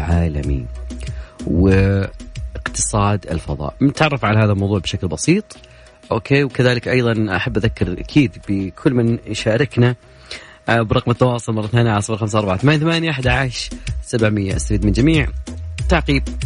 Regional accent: Saudi Arabia; لنا كسعوديين

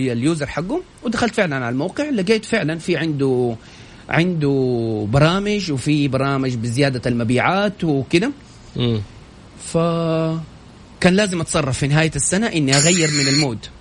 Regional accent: Saudi Arabia; عندنا في السعودية

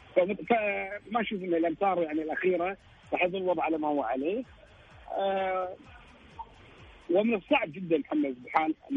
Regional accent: Kuwait; انا كويتي

